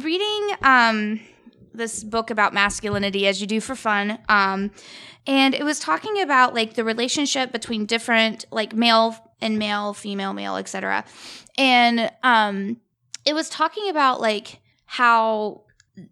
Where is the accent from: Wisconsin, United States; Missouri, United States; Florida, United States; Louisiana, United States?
Missouri, United States; Sikeston; I come from Sykeston, Missouri.